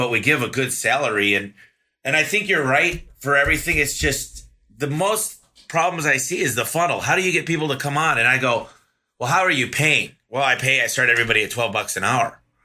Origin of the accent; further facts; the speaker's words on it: Michigan, United States; growing up in Michigan